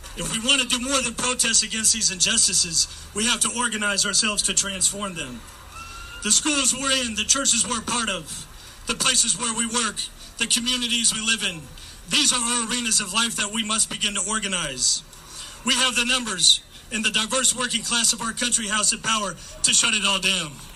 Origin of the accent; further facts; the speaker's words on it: Oakland, California, United States; I grew up here in Oakland and actually graduated from Tech back in 04